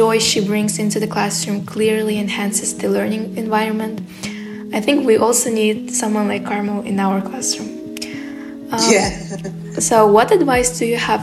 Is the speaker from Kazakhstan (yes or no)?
yes; Kazakhstan; I am from Kazakhstan.